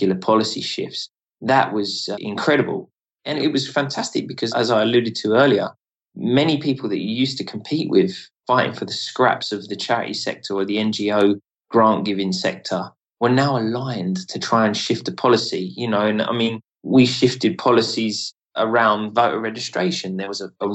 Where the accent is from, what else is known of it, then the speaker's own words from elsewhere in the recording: United Kingdom; being a British man